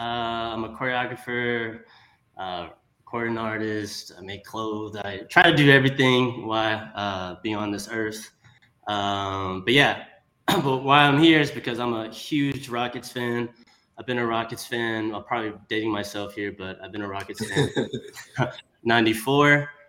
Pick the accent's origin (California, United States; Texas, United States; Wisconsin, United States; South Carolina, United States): Texas, United States; Houston; I'm born and raised in Houston as well.